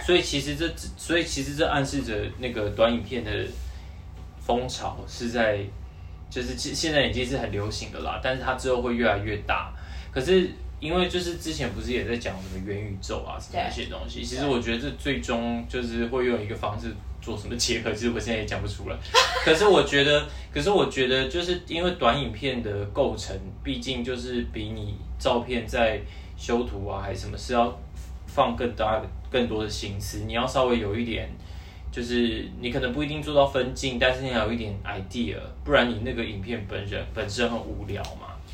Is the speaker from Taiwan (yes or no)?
yes; Taiwan; now in Japan; 他们都知道我是台湾人